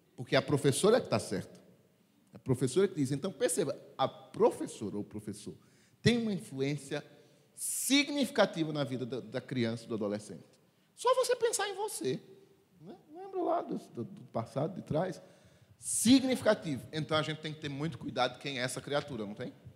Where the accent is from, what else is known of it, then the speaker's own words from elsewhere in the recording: Sertão, Brazil; eu sou lá do sertão e lá na minha terra dizia assim